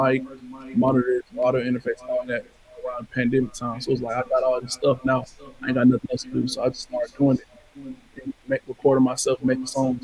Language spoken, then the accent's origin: English; Atlanta, Georgia, United States; I'm from Atlanta, Georgia